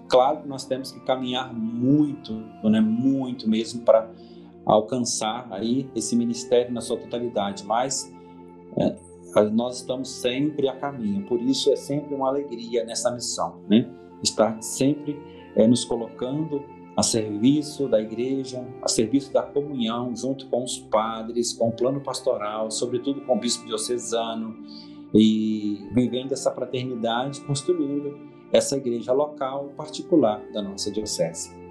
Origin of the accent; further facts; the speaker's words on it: Cachoeiro de Itapemirim, Espírito Santo, Brazil; moved away as an adult; now in Venda Nova do Imigrante, Brazil; eu sou de Cachoeiro Tapimirim, nascido em Cachoeiro mesmo